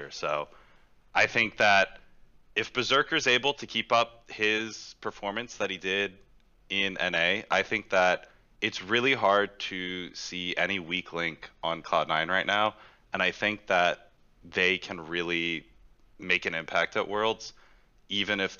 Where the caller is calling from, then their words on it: Houston, Texas, United States; Uh, Houston, Texas.